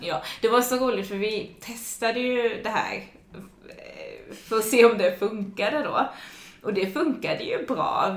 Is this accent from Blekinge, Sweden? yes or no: yes; Ronneby, Blekinge, Sweden; now in Gothenburg, Sweden; i Ronneby då där jag kommer ifrån